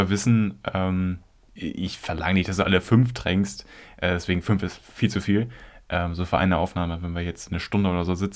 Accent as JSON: {"language": "German", "town": "Flensburg", "region": "Schleswig-Holstein", "country": "Germany", "tie": "born or raised there", "said": "Ich bin in Flensburg geboren. Ähm, ich bin, wie sagt man, Flensburger Jung, norddeutscher Jung."}